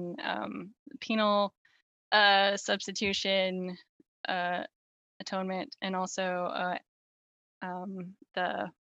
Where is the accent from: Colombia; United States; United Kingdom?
United States; Southern California; now in Seattle area, United States; I grew up in Southern California